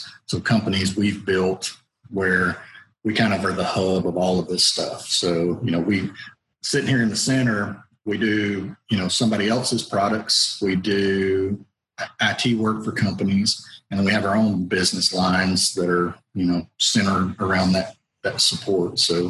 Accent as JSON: {"language": "English", "town": "Somerville", "region": "Georgia", "country": "United States", "tie": "born or raised there", "said": "we're Georgia boys. I mean, we really are. There's no two ways to say about that. You know, I grew up in Somerville, Georgia."}